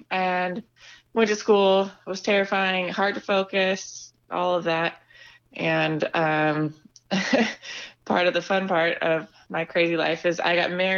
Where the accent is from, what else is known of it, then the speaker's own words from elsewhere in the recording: Napa, California, United States; So I grew up in Napa. Like I said earlier, I grew up super religious, Seventh-day Adventist.